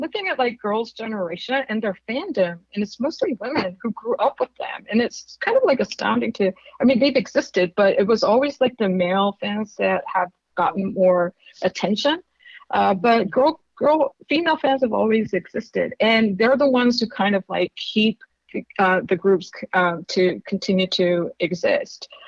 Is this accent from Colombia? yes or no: no; South Korea; moved away; I grew up in Korea